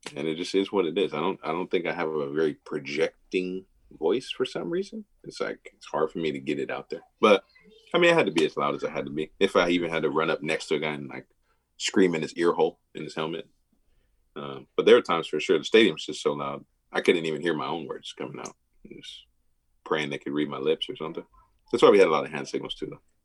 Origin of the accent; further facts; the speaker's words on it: Milwaukee, Wisconsin, United States; I, grew up in like I said the private schools in Milwaukee